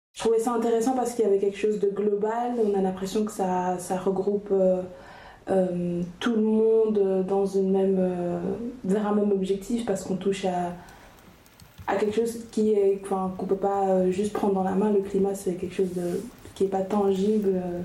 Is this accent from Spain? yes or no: no; Brussels, Brussels-Capital Region, Belgium; je suis bruxelloise, donc je suis plutôt, plutôt d'un milieu urbain